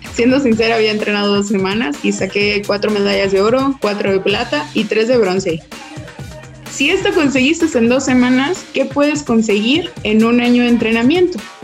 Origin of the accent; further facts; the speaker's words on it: Puerto Vallarta, Jalisco, Mexico; yo soy de Puerto Vallarta